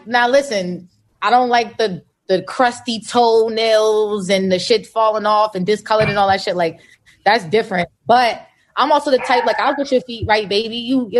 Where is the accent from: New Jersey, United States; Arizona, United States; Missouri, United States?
New Jersey, United States; now in California, United States; I'm from Jersey.